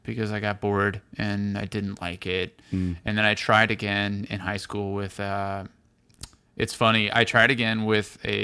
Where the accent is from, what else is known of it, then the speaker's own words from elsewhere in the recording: St. Louis, Missouri, United States; now in New York, United States; I'm from St. Louis